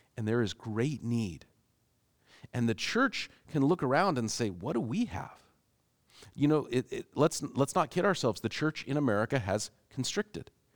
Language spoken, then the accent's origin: English; Seattle, Washington, United States; growing up in Seattle